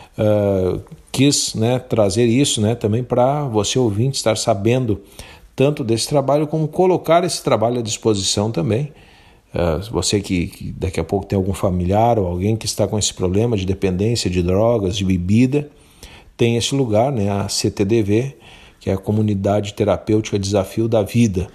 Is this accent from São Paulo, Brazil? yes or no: no; Santo Antônio da Patrulha, Rio Grande do Sul, Brazil; sou rapadureiro